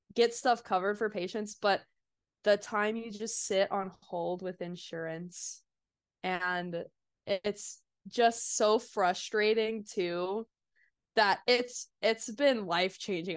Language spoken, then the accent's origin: English; Kansas City, United States; moved away as an adult; also born or lived in Des Moines, Iowa; now in Oklahoma, United States; I'm originally from Kansas City, but ended up going up north